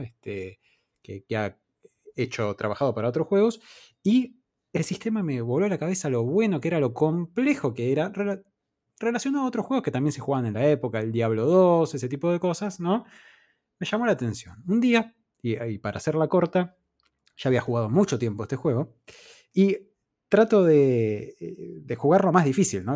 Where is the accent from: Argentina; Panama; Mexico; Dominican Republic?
Argentina; en nuestra infancia no se conseguían juegos originales acá en Argentina